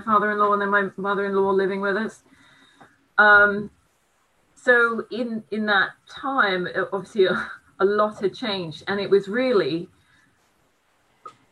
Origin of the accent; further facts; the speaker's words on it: United States; also born or lived in Brighton; now in United Kingdom; being an American, all of my family are in the States